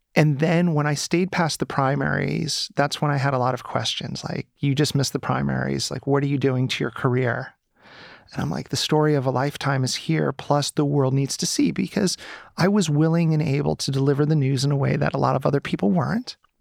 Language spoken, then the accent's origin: English; United States; moved away as an adult; now in Ukraine; I'm an American citizen